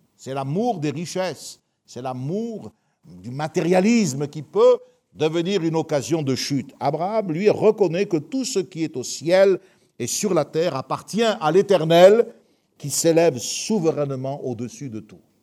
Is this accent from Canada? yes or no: no; France; nous sommes européens et nous sommes français